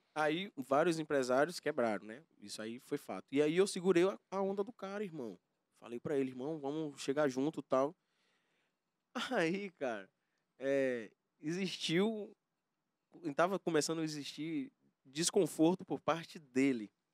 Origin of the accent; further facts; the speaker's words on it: Valença, Bahia, Brazil; also born or lived in Camaçari / Senhor do Bonfim; now in Salvador, Brazil; fui criado em Valença